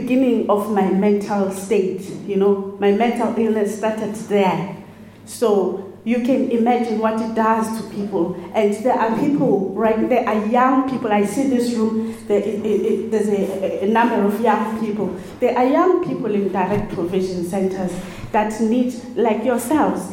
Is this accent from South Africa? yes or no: yes; South Africa; moved away as an adult; now in Ireland; I'm from South Africa.